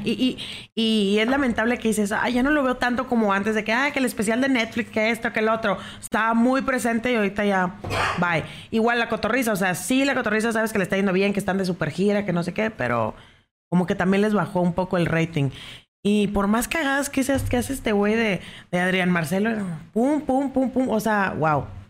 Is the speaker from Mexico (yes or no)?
yes; Mexico; así somos los mexicanos